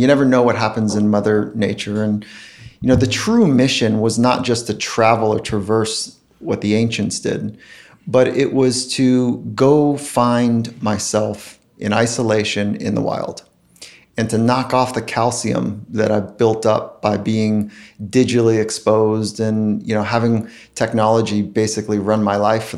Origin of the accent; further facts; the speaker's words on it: Southern California, United States; I grew up surfing in Southern California